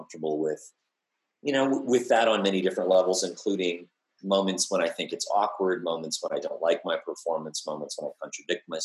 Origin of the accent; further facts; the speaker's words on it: United States; also born or lived in Colorado, United States / Montana, United States; I grew up in the American West, and I was surrounded by infrastructure of nuclear war. I grew up near Rocky Flats before we moved to, which is in Colorado